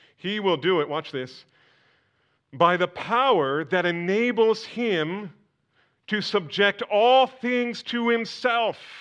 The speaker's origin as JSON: {"language": "English", "region": "New Jersey", "country": "United States", "tie": "born or raised there", "said": "I was born in New Jersey"}